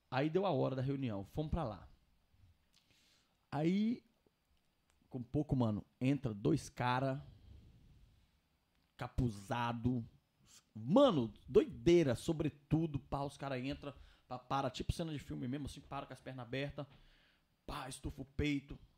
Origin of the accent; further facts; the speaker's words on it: Governador Valadares, Minas Gerais, Brazil; now in Mexico; Sou brasileira, já tô aqui no México desde 2001 e eu vou fazer de tudo para que a viagem de vocês corra bem e tal. Eu sou da cidade de Governador Valadares.